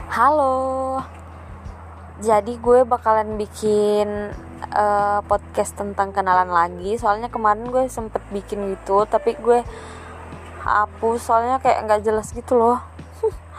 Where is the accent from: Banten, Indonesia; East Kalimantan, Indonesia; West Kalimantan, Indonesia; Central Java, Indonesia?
East Kalimantan, Indonesia; Balikpapan; now in Makassar, Indonesia; Gue lahir di Balikpapan 7 November 97